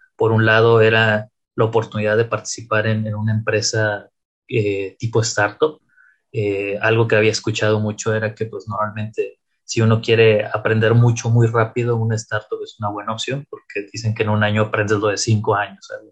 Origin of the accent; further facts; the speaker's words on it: Tampico, Tamaulipas, Mexico; moved away as an adult; also born or lived in Saltillo; now in Monterrey, Mexico; soy originario de la ciudad de Tampico, Tamaulipas